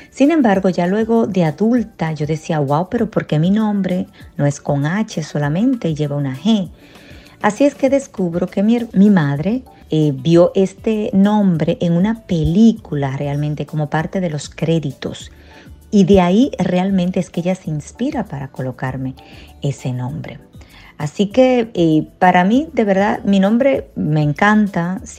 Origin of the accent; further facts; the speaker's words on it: Dominican Republic; now in Orlando, United States; Resido actualmente en la ciudad de Orlando, pero soy de la República Dominicana.